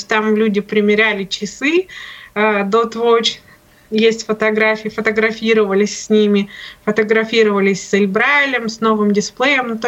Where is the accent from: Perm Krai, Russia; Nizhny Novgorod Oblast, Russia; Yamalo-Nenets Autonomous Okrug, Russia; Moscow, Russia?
Nizhny Novgorod Oblast, Russia; Nizhny Novgorod; Майя из Казахстана, я из Нижнего